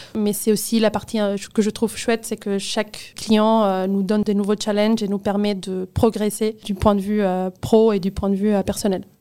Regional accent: Barcelona, Catalonia, Spain; French is a second language; moved away as an adult; now in Paris, France; je viens de Barcelone, en Espagne

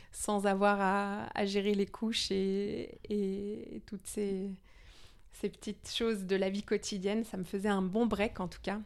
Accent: Denmark; moved away; je suis danoise à moitié. D'accord. Donc je suis née au Danemark

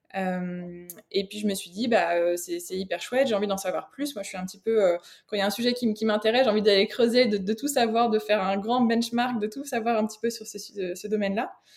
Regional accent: France; moved away as an adult; now in Belgium; j'habite en Belgique, je suis française d'origine, mais ça fait euh, une bonne quinzaine d'années là que je suis euh, que je suis ici

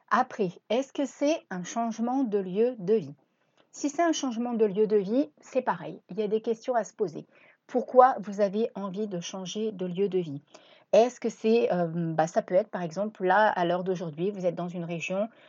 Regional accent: Reims, Grand Est, France; moved away as an adult; also born or lived in La Ciotat / Cassis; now in Marseille, France; À la base, je suis même pas originaire de Marseille, je suis originaire de Reims. Et à l'âge de 19 ans, j'ai pris la décision de partir avec euh, ma voiture.

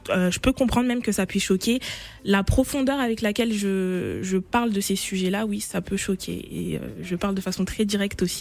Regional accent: Côte d’Ivoire; Euh, ah oui, je suis ivoirienne et fière.

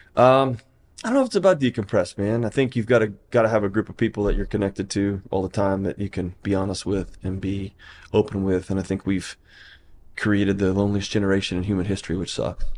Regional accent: Houston, Texas, United States; now in Nashville, United States; I was born and raised in Houston, Texas.

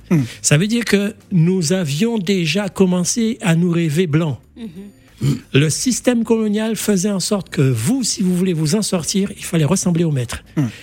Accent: Djibouti; born there; Moi, le hasard, à cause de cette histoire coloniale, je suis né à Djibouti, parce que mon père était militaire.

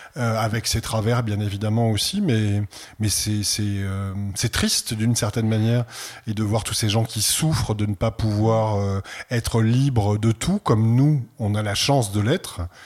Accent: Provence-Alpes-Côte d'Azur, France; je suis provençal, né dans une famille provençale

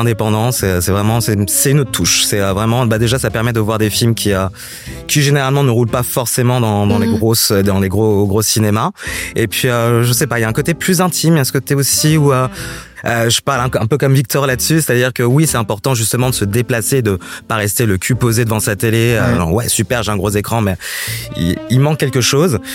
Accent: Paris, Île-de-France, France; moved away; je viens de Paris

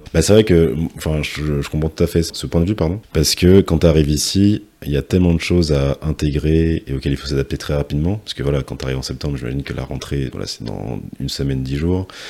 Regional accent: Martinique; un jeune Martiniquais

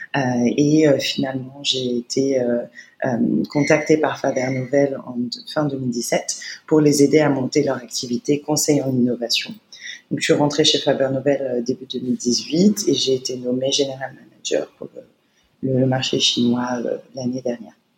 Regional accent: Paris, Île-de-France, France; moved away as an adult; now in China; Je suis née à Paris dans le 13e arrondissement

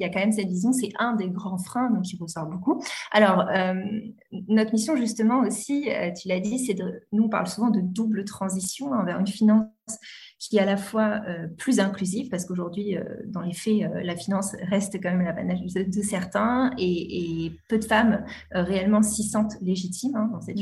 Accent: Normandy, France; j'ai passé mon enfance en Normandie

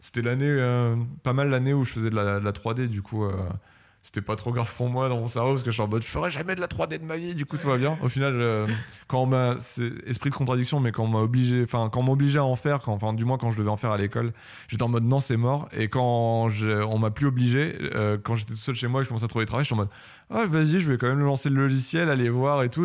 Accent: Paris, Île-de-France, France; also born or lived in Belgium; je viens de Paris

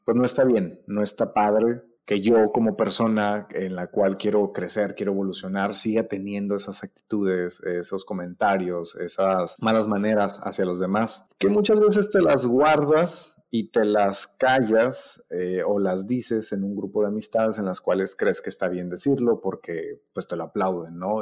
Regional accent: Mexico; Nosotros como mexicanos

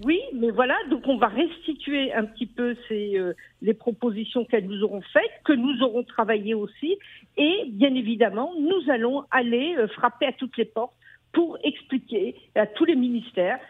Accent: France; also born or lived in Paris; nous, en tant que Français

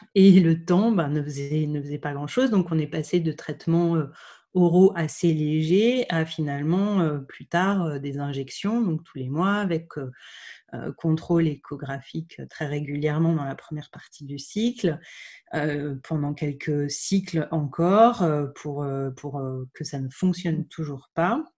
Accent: Dijon, Bourgogne-Franche-Comté, France; also born or lived in Lyon; j'ai grandi, j'ai grandi à Dijon, qui est la région où je suis née

